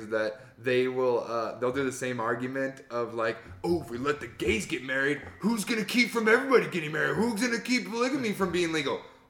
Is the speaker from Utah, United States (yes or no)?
yes; Price, Utah, United States; born there; And I was from Price. That's where I was born.